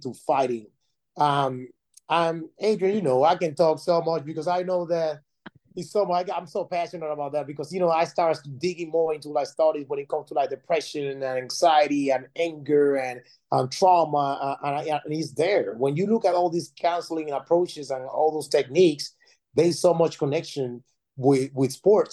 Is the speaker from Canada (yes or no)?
no; Panama City, Panama; moved away as an adult; now in United States; I'm originally from Panama City, Panama, and I came to the United States in 2002